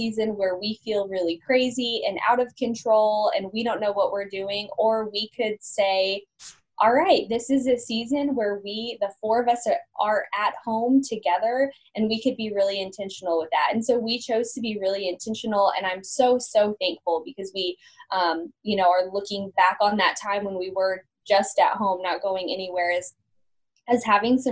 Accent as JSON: {"language": "English", "town": "Amarillo", "region": "Texas", "country": "United States", "moved": "as an adult", "lives_now": "Joplin, United States", "said": "I'm originally from Amarillo, Texas, very proud Texas girl"}